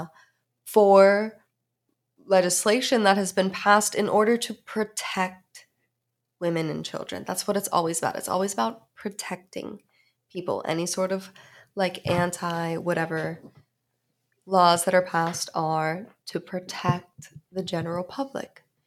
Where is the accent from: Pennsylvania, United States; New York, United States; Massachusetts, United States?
Pennsylvania, United States; Pittsburgh; I'm from Pittsburgh